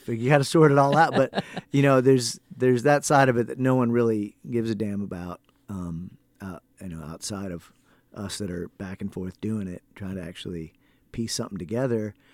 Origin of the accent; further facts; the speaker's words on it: Ohio, United States; I'm from Ohio